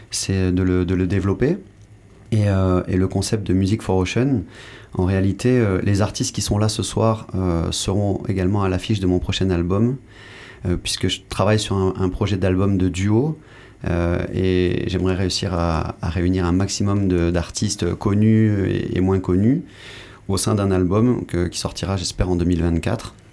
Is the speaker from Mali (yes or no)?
yes; Mali; also born or lived in Senegal / Guadeloupe; je, suis né au Sénégal, ensuite j'ai grandi euh, au Mali, puis en Guadeloupe.